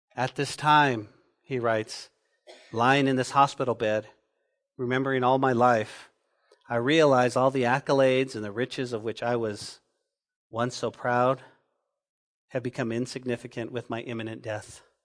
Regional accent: Santa Fe, New Mexico, United States; now in Lubbock, United States; when I was growing up in Santa Fe, New Mexico

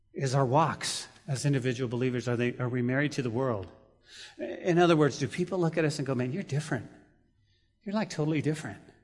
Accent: Santa Fe, New Mexico, United States; That's my hometown

